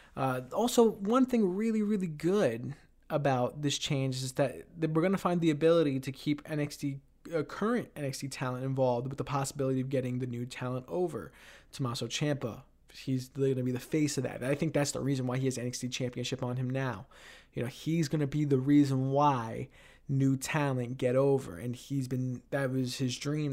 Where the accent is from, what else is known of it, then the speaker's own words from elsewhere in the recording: New York City, New York, United States; now in Ithaca, United States; my hometown of Queens, New York.